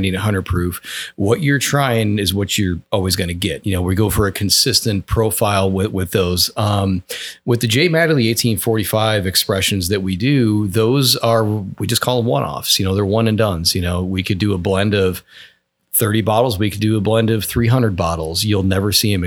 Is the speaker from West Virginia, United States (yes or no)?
no; Wisconsin, United States; now in Georgetown, United States; my home state of Wisconsin